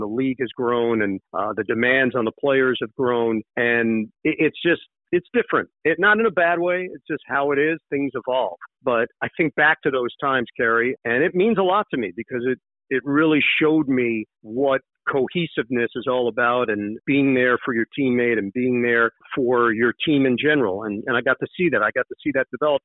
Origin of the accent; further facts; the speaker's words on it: New York City, New York, United States; moved away as an adult; also born or lived in Upper East Side, Manhattan / West Orange, New Jersey; now in New Jersey, United States; I grew up in Queens